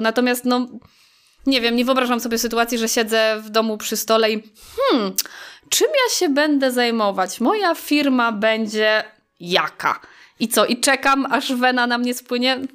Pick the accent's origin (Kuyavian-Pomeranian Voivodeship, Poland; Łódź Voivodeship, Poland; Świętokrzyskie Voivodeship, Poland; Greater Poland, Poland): Świętokrzyskie Voivodeship, Poland; Staszów; przyjechałam stąd, y, czyli ze Staszowa